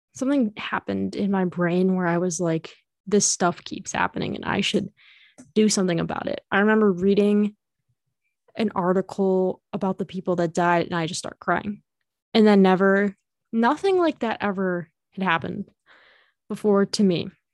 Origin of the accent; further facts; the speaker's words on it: Illinois, United States; I am from Illinois